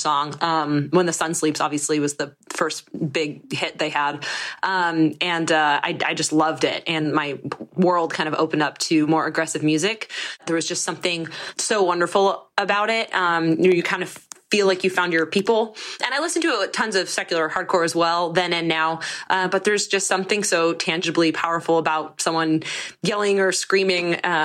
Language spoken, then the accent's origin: English; Monterey, California, United States; I'm from Monterey, California